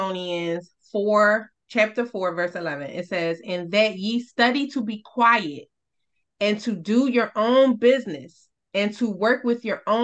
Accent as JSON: {"language": "English", "town": "New York City", "region": "New York", "country": "United States", "tie": "born or raised there", "said": "I grew up in Brooklyn in the projects"}